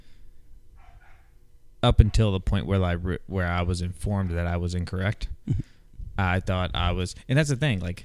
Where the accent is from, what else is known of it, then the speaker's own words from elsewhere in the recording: Midwest, United States; I'm from the Midwest too